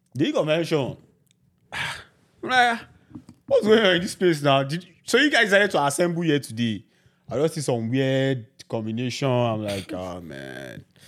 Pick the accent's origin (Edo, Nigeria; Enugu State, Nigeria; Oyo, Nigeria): Oyo, Nigeria; Ibadan; moved away as an adult; also born or lived in Lagos, Nigeria; now in Canada; I grew up in Ibadan